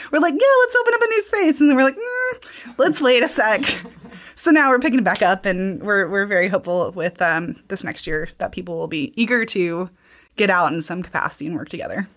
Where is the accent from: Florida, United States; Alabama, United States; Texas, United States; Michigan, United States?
Alabama, United States; moved away as an adult; also born or lived in Savannah, Georgia; now in Kentucky, United States; I'm originally from Alabama.